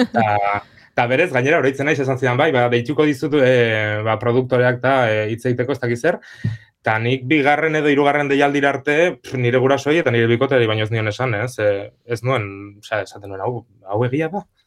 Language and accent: Basque; Pamplona, Navarre, Spain; txikitatik beti egin ditut e, antzerki, iruñako antzerki eskolara jota nintzen